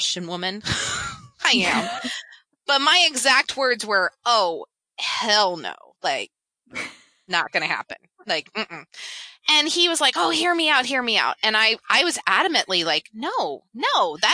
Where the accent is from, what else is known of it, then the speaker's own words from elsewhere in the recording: Memphis, Tennessee, United States; I grew up in Memphis, Tennessee